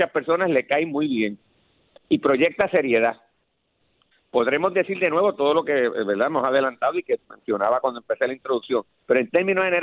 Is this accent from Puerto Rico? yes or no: yes; Guaynabo, Puerto Rico; mi compromiso es con la gente porque yo vengo de Guaynabo, de la escuela pública y yo soy así